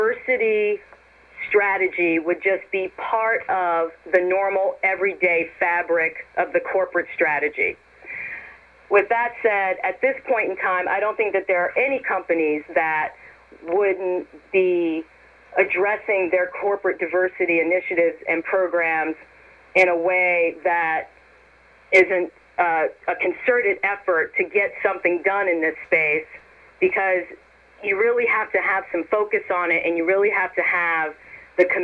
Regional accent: New York City, New York, United States; moved away as an adult; also born or lived in Columbia, South Carolina / College Park, Maryland / Cleveland, Ohio; now in Beaverton, United States; I'm originally from New York City, and I split my childhood between New York City and Columbia, South Carolina

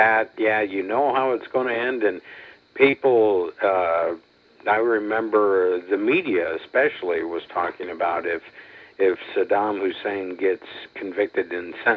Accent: Iowa, United States; moved away as an adult; also born or lived in Memphis; I was born and raised in Iowa like you

